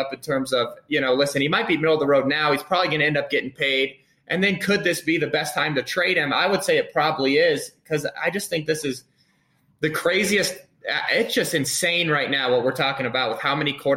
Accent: Colorado, United States; I'm from Colorado

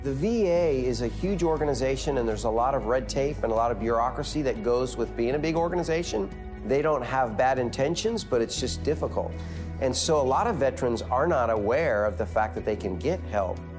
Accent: United States; growing up in America

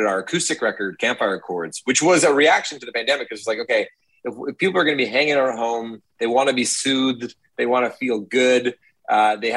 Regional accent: Toronto, Ontario, Canada; also born or lived in Hamilton; I grew up in Toronto, and then I went to Hamilton for university

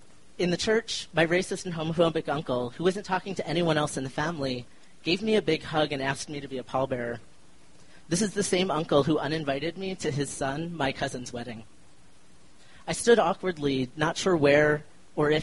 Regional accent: Philadelphia, Pennsylvania, United States; also born or lived in Chicago; now in Denver, United States; I grew up in Philly and am one of the few people in my family who have left

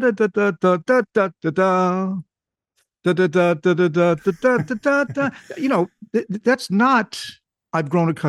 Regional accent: North West England, United Kingdom; born there; I was born much to my surprise, just outside Manchester, England

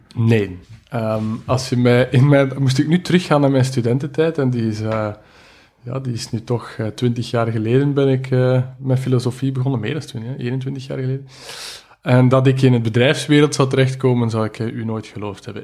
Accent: Belgium; ik ben een Belg

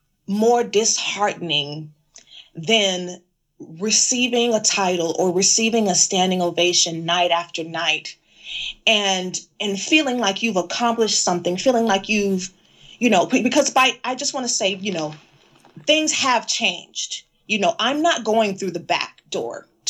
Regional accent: the South, United States; my entire life growing up in America and growing up in the South

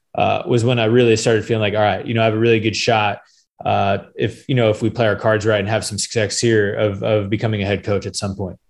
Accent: Phoenix, Arizona, United States; now in Gainesville, United States; I was born and raised in Phoenix, Arizona

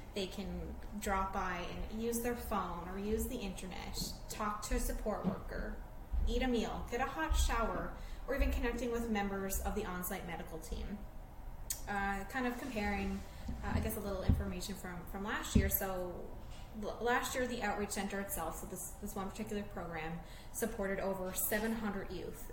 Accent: Newfoundland and Labrador, Canada; now in St. John's, Canada; I am a Newfoundlander, and I've born and raised Newfoundland and Labrador

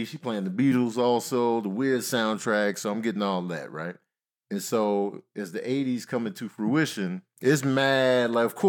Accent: Chicago, Illinois, United States; And growing up in Chicago, we listening to everybody.

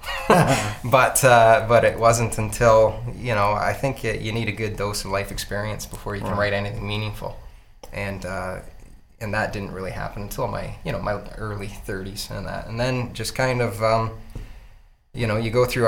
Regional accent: Chatham, Ontario, Canada; I'm from Chatham

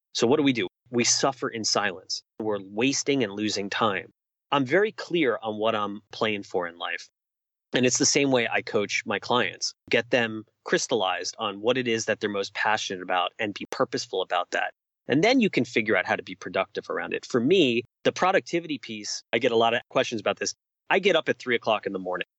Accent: New York City, New York, United States; moved away as an adult; I spent almost 40 years of my life growing up in New York City

